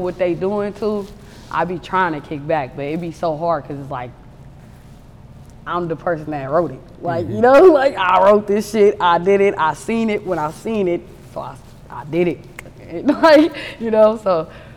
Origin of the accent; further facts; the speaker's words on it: Oakland, California, United States; I'm from Oakland, 77.